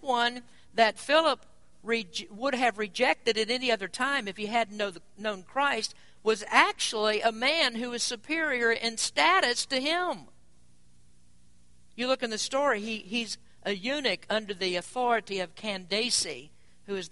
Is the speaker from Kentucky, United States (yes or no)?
yes; Kentucky, United States; moved away; where I grew up in Kentucky